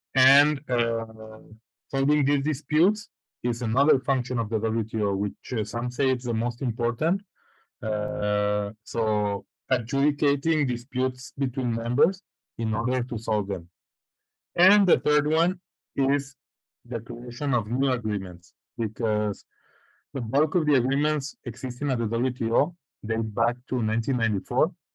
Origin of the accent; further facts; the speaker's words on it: Guadalajara, Jalisco, Mexico; moved away as an adult; also born or lived in Spain / United States; now in Switzerland; I am originally from from Guadalajara, Guadalajara, Jalisco. I was born there and pretty much lived my whole life there.